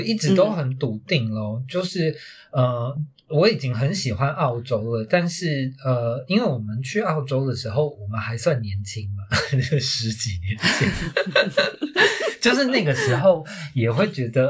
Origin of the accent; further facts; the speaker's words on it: Taiwan; 因为身为一个台湾人的那个身份认同、自我认同就已经很痛苦了